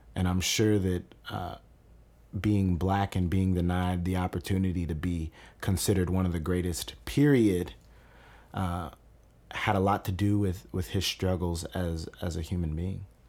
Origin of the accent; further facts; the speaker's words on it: Kentucky, United States; I grew up in Veterans Park. I played for the Southeastern All-Stars from the time I was eight all the way up until I was twelve.